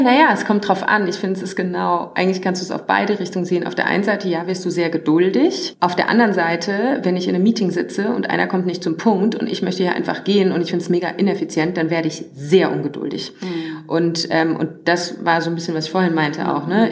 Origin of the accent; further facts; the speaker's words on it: Worms, Rhineland-Palatinate, Germany; moved away as an adult; also born or lived in Black Forest; now in Berlin, Germany; Ich habe Wurzeln im tiefsten Schwarzwald, bin dann aufgewachsen in der Nähe von Frankfurt in Worms